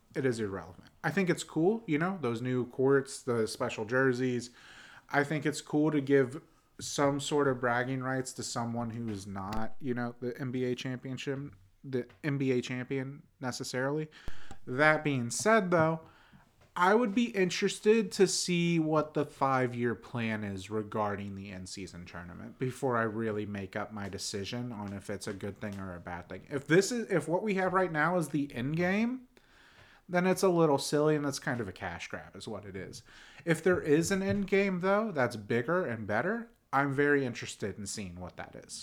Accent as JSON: {"language": "English", "town": "Pittsburgh", "region": "Pennsylvania", "country": "United States", "moved": "yes", "lives_now": "Nashville, United States", "said": "I'm from Pittsburgh. My dad is from Pittsburgh"}